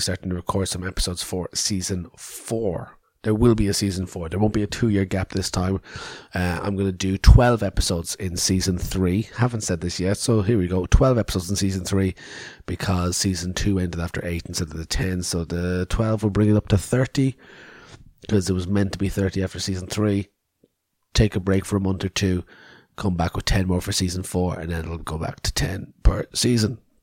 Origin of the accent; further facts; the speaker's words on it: Cork, Munster, Ireland; moved away; I was down home in Cork City in Ireland